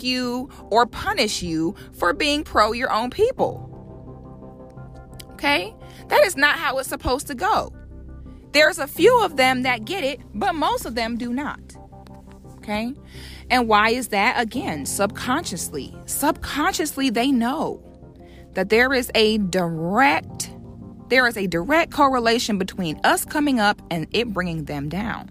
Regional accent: Florida, United States; I'm from Florida

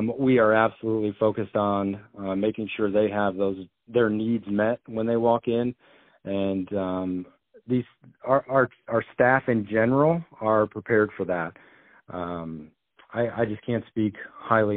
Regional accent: Milledgeville, Illinois, United States; moved away as an adult; also born or lived in Carbondale, Illinois; now in Iowa, United States; I grew up in Illinois, attended a school, high school, it's probably about the same size as WACO, called Milledgeville.

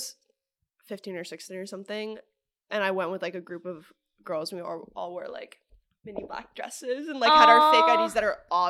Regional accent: New York City, New York, United States; I'm growing up in the city because I'm, like, born and raised in New York.

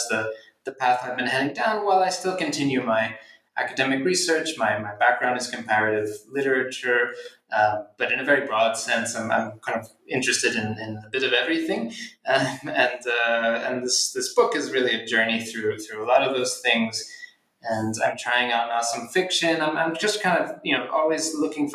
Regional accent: Philadelphia, Pennsylvania, United States; I'm from Philadelphia

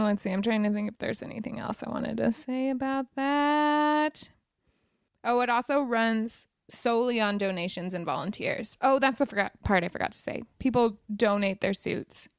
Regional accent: Wyoming, United States; now in Los Angeles, United States; I'm from Wyoming

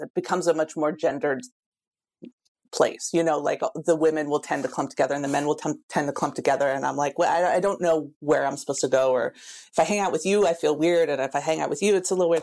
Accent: Pacific Northwest, United States; I'm from the Pacific Northwest

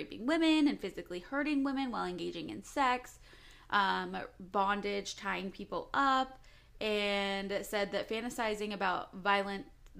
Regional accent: Salem, Oregon, United States; we're from the Salem area

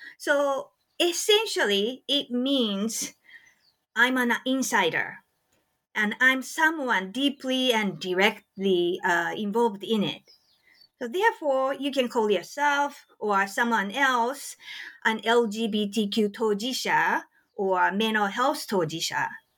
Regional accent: Japan; English is a second language; Growing up in Japan, I read a lot of manga, and actually I dreamed about becoming a manga artist myself.

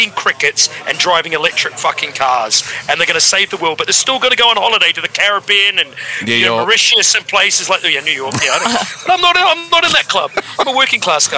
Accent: New Zealand; being a New Zealander

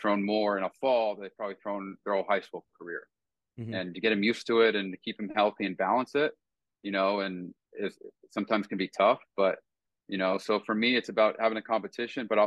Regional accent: West Coast, United States; I'm being from the West Coast

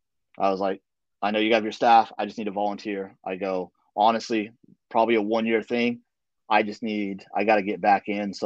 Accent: the South, United States; Again, I'm from the South, so everybody talks about, you know, Southern charm and Southern gentleman and all that stuff.

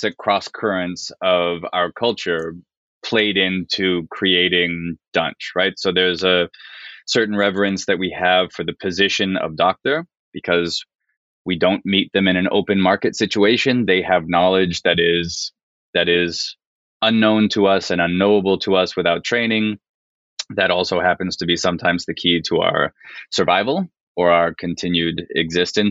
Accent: Canada; now in United States; so I'm Canadian, right? I've lived in the States for a very long time, but I was still raised in Canada

